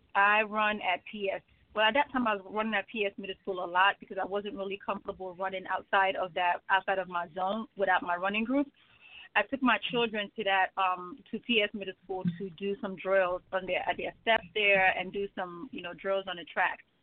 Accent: Nigeria; also born or lived in Wilmington, Delaware; now in United States; I am originally from Nigeria. that is my homeland.

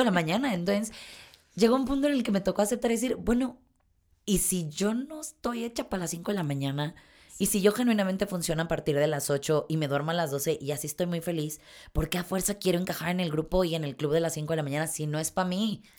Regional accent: Mexico; como mexicana que soy

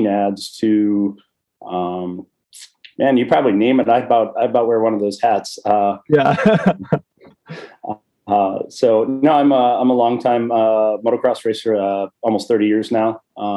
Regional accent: Wisconsin, United States; I grew up a small town in Wisconsin.

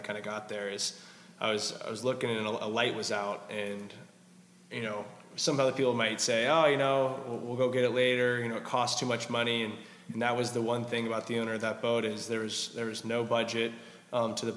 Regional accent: North Carolina, United States; moved away as an adult; now in Florida, United States; I'm originally from North Carolina.

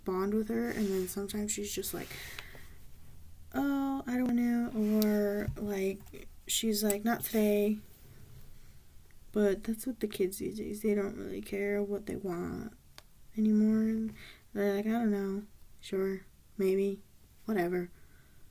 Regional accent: Southern California, United States; I'm from SoCal

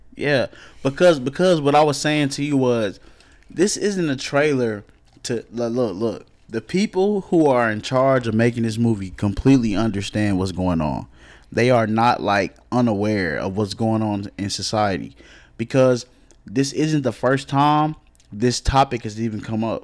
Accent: Cedar Hill, Texas, United States; also born or lived in DeSoto; I grew up in Cedar Hill

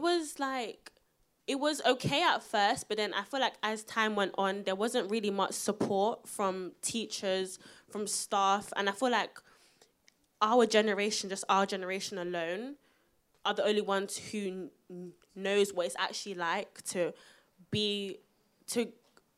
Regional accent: London, United Kingdom; I'm from South London

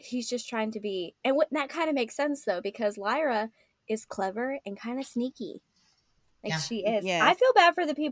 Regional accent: Kentucky, United States; accent: Kentucky; also born or lived in Michigan; after I get off the phone with my mama, I end up speaking very, very, very with my Kentucky accent. As opposed to like when I speak to my northern cousins

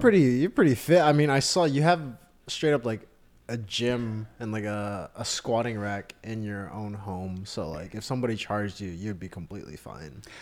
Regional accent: Austin, Texas, United States; moved away as an adult; also born or lived in New York; I was born and raised in Austin, but I went to school in New York

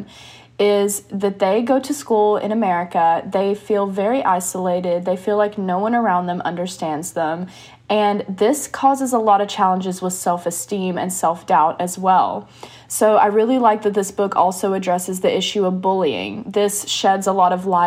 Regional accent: United States; accent: American English; I'm an American and I speak American English

